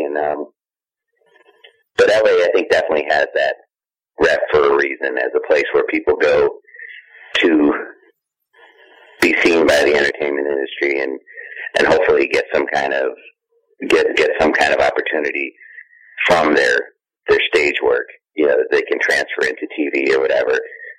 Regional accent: Chicago, Illinois, United States; moved away as an adult; also born or lived in New York; I was lucky enough to be from Chicago where it was happening anyway, so it was my hometown.

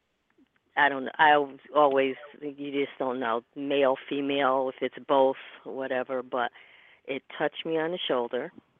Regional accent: Connecticut, United States; now in New York, United States; From Connecticut.

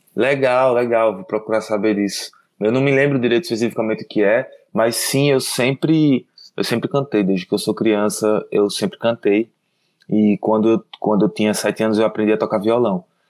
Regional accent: Maceió, Alagoas, Brazil; also born or lived in Garanhuns, Pernambuco; now in São Paulo, Brazil; eu nasci em Maceió. Aí quando eu tinha uns dois anos, eu, um ano assim, eu fui para Garanhuns

